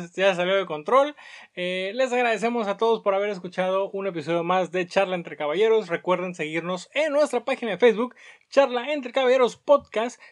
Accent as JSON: {"language": "Spanish", "country": "Mexico", "said": "Cómo somos los mexicanos"}